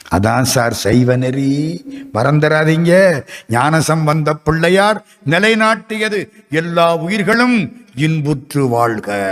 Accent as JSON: {"language": "Tamil", "town": "Madurai", "region": "Tamil Nadu", "country": "India", "said": "நான் மதுரைக்காரன் ஐம்பது வருஷமா மதுரையில் இருக்கேன்"}